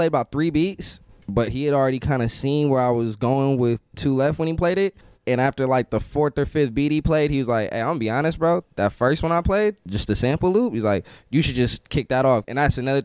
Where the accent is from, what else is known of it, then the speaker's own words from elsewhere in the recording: Northern California, United States; we're from Northern California